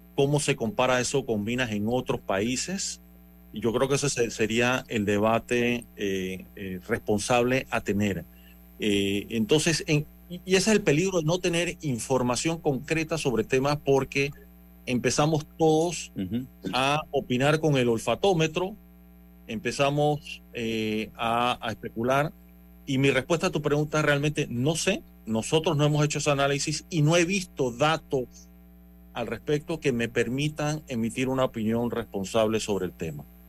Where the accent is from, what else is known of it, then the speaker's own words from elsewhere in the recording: Panama; Yo como panameño